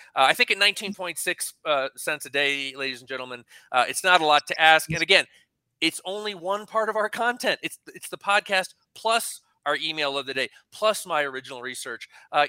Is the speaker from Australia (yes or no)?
no; Ireland; I'm an Irishman